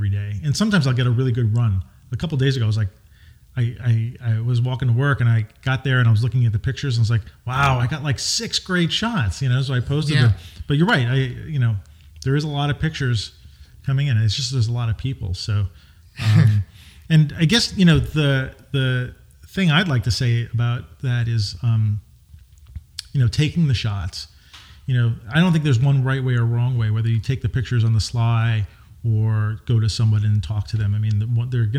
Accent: New York, United States; I grew up in New York

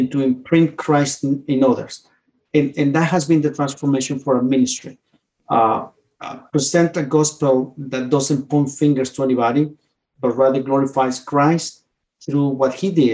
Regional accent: Mexico City, Mexico; moved away as an adult; now in Winchester, United States; I grew up in Mexico City.

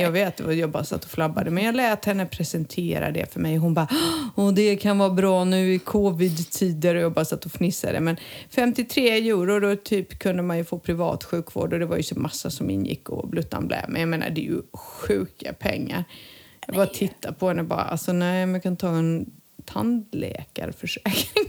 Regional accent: Montenegro; moved away; när jag var liten i Montenegro

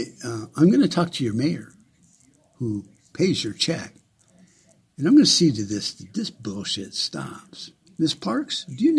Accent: United States; As an American

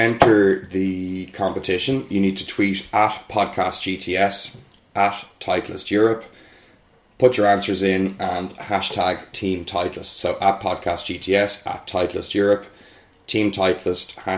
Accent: Ireland; we're Irish

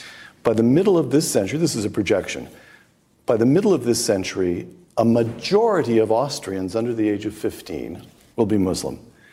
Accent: United States; I'm speaking as an American.

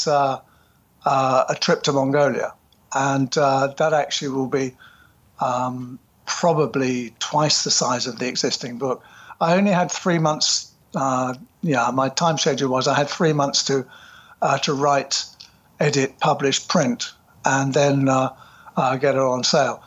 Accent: United Kingdom; now in London, United Kingdom; a small village north of London. Population, when I lived there, was about, I think we were proud when it made 1,000 people.

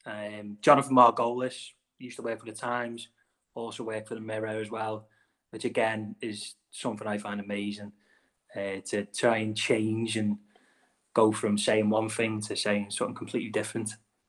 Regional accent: the Wirral, North West England, United Kingdom; accent: similar to Liverpool; we're not from Liverpool, we're from the Wirral, which is only 3 miles away, but our accents are similar.

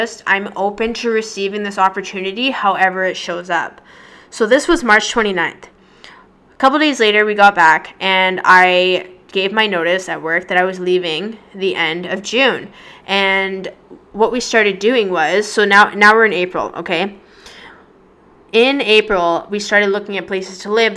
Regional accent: Victoria, British Columbia, Canada; moved away as an adult; now in Toronto, Canada; I'm originally from Victoria, BC

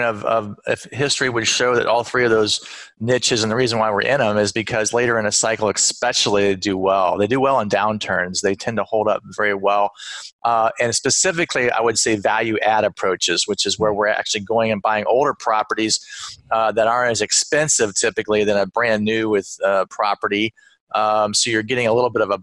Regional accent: Phoenix, Arizona, United States; moved away as an adult; also born or lived in Los Angeles / New Jersey / North Carolina; now in Austin, United States; I was from Phoenix

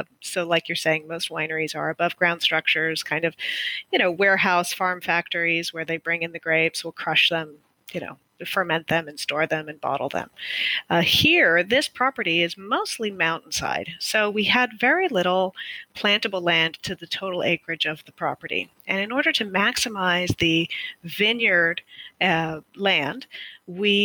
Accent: Texas, United States; moved away as an adult; also born or lived in Argentina / Northern California; now in Napa Valley, United States; we spent most of my childhood and college years in Texas

